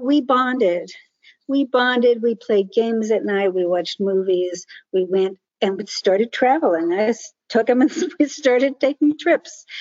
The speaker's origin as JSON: {"language": "English", "town": "Newark", "region": "New Jersey", "country": "United States", "tie": "born or raised there", "moved": "yes", "said": "I grew up in Newark, New Jersey, in high school during the Newark race riot"}